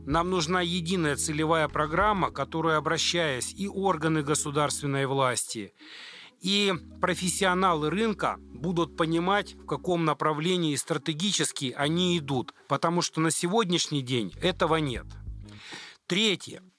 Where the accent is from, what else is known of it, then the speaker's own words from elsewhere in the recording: Ukraine; now in Russia; я сам украинец, приехал в 99 году в Россию